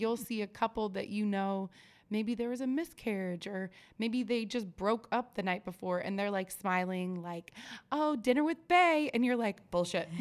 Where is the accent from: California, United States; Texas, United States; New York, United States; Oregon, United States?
Oregon, United States; moved away; I'm originally from Oregon